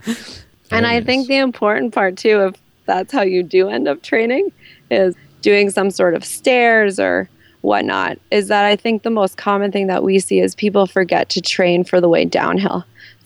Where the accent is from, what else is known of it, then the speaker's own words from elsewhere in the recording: New England, United States; I'm from New England